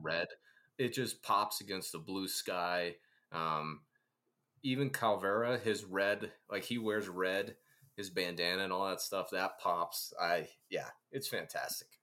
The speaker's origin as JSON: {"language": "English", "region": "Ohio", "country": "United States", "tie": "born or raised there", "said": "I grew up in Ohio on a farm"}